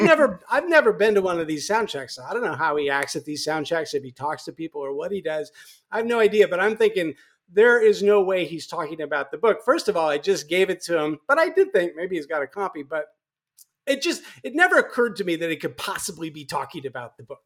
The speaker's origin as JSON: {"language": "English", "town": "Kansas City", "country": "United States", "tie": "born or raised there", "moved": "yes", "said": "friends and family in Kansas City at the time. That's my hometown"}